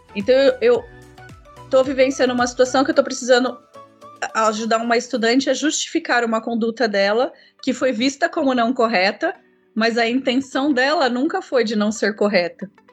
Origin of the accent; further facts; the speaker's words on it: São José dos Campos, São Paulo, Brazil; also born or lived in Minas Gerais; Eu é, vim para São José dos Campos, criança ainda, estudei em Taubaté, fiz faculdade em Taubaté